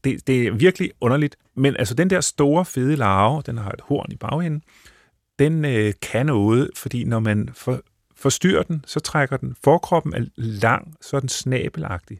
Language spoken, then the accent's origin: Danish; northern Bornholm, Capital Region of Denmark, Denmark; jeg voksede op på Nordbornholm, hvor det myldrede med sjove sommerfugle